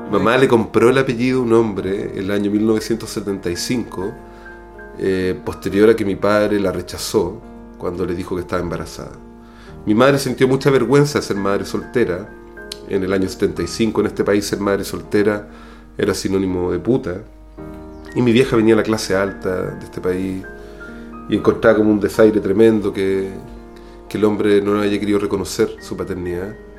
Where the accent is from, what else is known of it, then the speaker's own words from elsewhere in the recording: Chile; moved away as an adult; also born or lived in Cuba; Yo me fui de Chile para reconocer mi homosexualidad